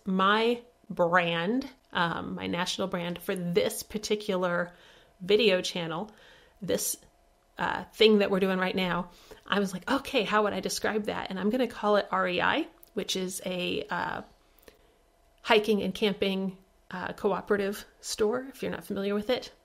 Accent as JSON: {"language": "English", "region": "Midwest", "country": "United States", "said": "I'm from the Midwest"}